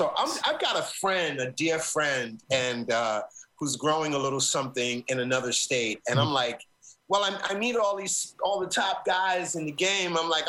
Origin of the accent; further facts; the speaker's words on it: New York City, New York, United States; as a young shorty growing up in Brooklyn.